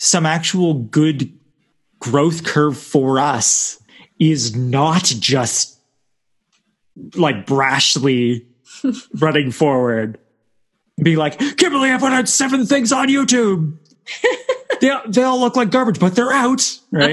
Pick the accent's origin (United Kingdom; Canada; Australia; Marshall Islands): Canada; I'm Canadian, so I'm Canadian in a basement.